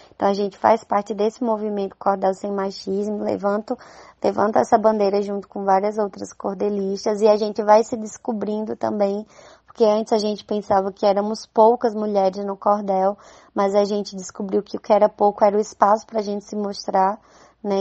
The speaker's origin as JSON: {"language": "Portuguese", "town": "Campina Grande", "region": "Paraíba", "country": "Brazil", "accent": "Northeastern (nordestino)", "said": "quanto ao meu sotaque, que ele é bem característico, né, aqui do Nordeste"}